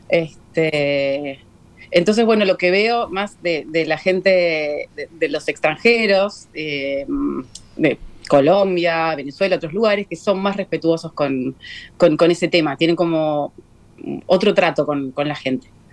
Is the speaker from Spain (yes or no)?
no; Uruguay; mayormente somos, somos uruguayos. Somos uruguayos